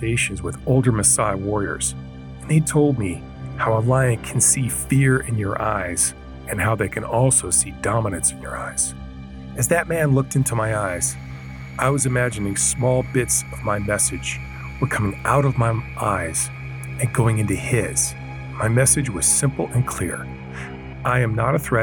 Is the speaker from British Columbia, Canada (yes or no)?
yes; Vancouver, British Columbia, Canada; I come from Vancouver, Canada.